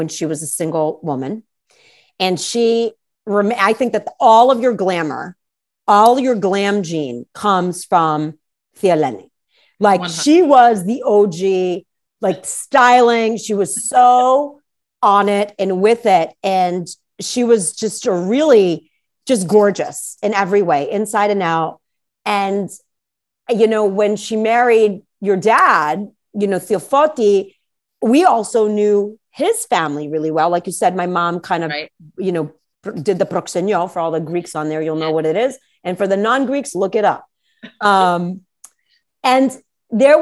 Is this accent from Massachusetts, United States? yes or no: yes; Worcester, Massachusetts, United States; born or raised there